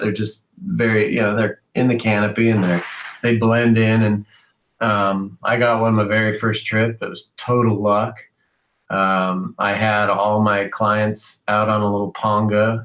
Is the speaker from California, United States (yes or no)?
yes; San Diego, California, United States; also born or lived in Bakersfield, California; I was born in San Diego